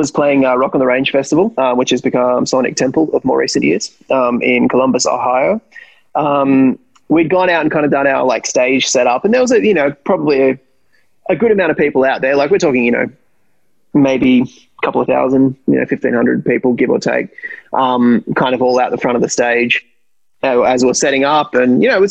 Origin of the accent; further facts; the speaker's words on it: Canberra, Australian Capital Territory, Australia; We grew up in Canberra, which is pretty much a one-team city